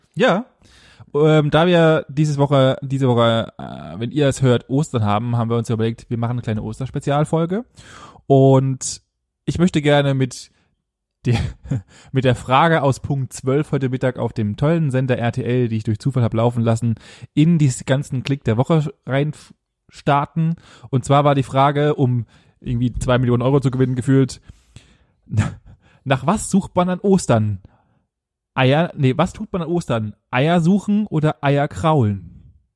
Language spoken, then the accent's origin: German; Germany; bei uns in Deutschland